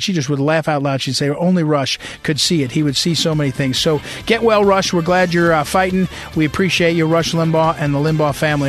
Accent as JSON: {"language": "English", "region": "New Jersey", "country": "United States", "tie": "born or raised there", "also_born_or_lived": "St. Louis, Missouri", "moved": "as an adult", "said": "I grew up in New Jersey"}